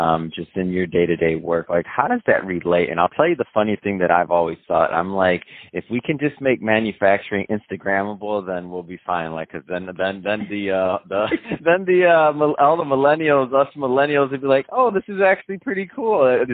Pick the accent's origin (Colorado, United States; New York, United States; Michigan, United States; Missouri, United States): Michigan, United States; moved away; I'm from Michigan originally